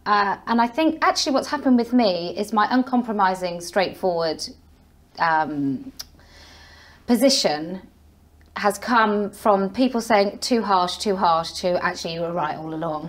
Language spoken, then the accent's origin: English; Somerset, South West England, United Kingdom; moved away as an adult; also born or lived in Leeds / Bristol; now in Wiltshire, United Kingdom; I grew up in Somerset.